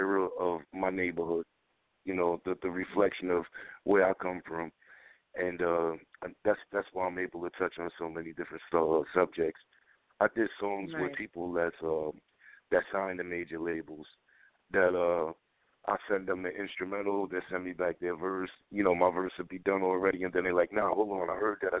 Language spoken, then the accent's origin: English; Passaic, New Jersey, United States; where I'm from Passaic.